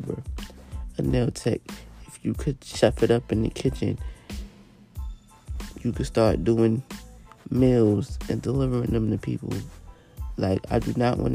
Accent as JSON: {"language": "English", "region": "New York", "country": "United States", "said": "I'm from New York"}